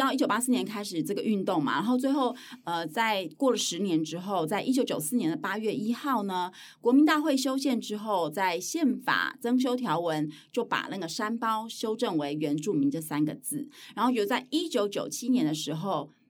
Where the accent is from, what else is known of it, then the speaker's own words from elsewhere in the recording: Hualien, Hualien County, Taiwan; 我从小住在花莲，所以我我身边非常多阿美族的同学